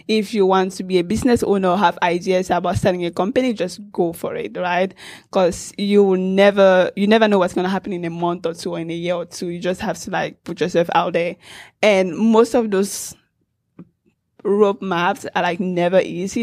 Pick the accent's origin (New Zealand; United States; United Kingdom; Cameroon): Cameroon; I grew up in Cameroon in Central Africa